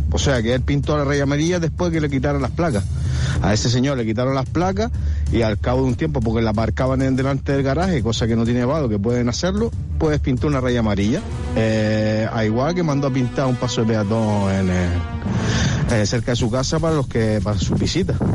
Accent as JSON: {"language": "Spanish", "town": "La Herradura", "country": "Spain", "said": "Yo soy del barrio de la Herradura y hay un señor que trabaja en el ayuntamiento."}